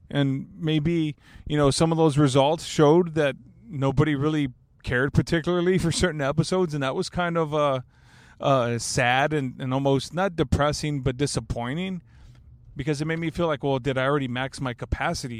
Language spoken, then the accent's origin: English; Alice, Texas, United States; my hometown